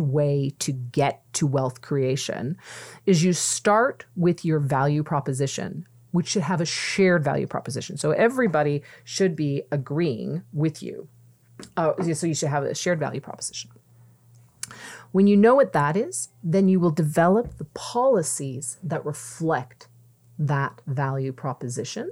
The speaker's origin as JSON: {"language": "English", "town": "Mississauga", "region": "Ontario", "country": "Canada", "moved": "yes", "said": "I'm originally from Mississauga"}